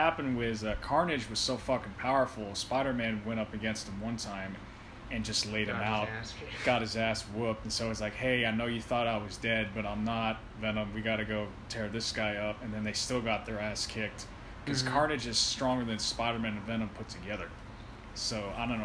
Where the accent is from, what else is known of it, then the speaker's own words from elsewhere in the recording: San Francisco, California, United States; I was born in San Francisco